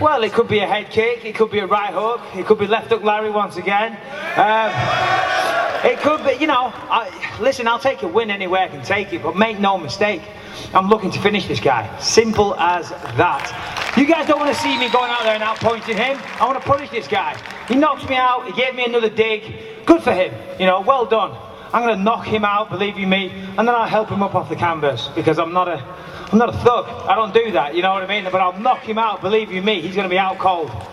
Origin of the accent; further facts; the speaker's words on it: Clitheroe, North West England, United Kingdom; I'm from just down the road. I'm from Clitheroe